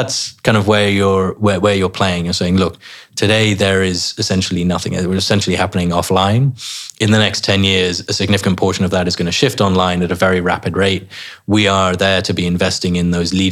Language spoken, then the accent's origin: English; England, United Kingdom; you go abroad as English people, and we complain about how hot it is, and then we come back and we complain about how much it rains